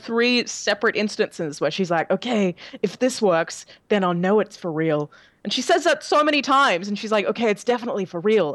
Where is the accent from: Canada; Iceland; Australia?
Australia; moved away as an adult; now in California, United States